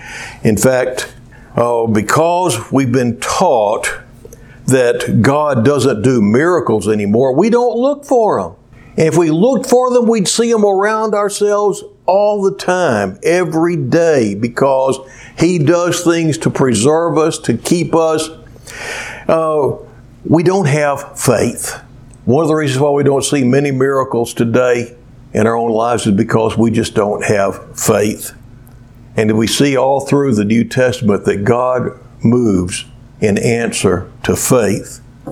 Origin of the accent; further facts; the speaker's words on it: Cleveland, Ohio, United States; And I would also remember something else in my hometown of Cleveland, where there was a little girl.